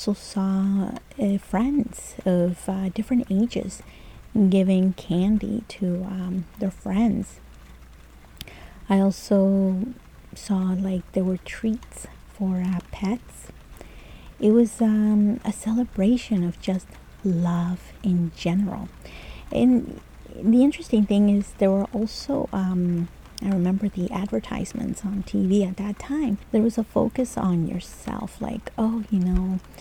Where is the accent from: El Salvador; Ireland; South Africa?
El Salvador; first language Spanish; English is a second language; moved away; when I was growing up in El Salvador